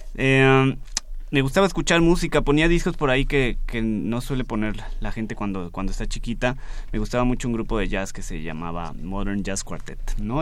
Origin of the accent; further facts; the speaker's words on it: Mexico; como mexicanos